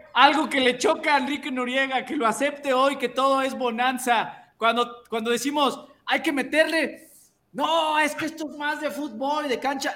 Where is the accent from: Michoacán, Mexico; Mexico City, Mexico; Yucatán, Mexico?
Mexico City, Mexico; Ustedes saben que yo soy chilango. Yo soy chilango.